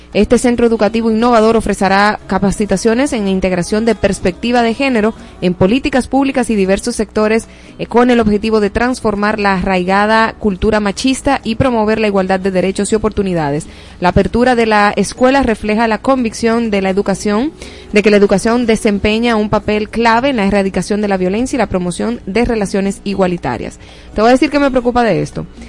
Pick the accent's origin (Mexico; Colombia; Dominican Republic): Dominican Republic